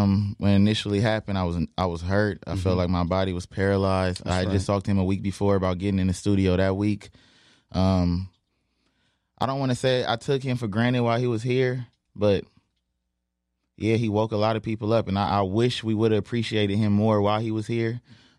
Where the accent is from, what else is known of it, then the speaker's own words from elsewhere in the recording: Compton, California, United States; I am from Compton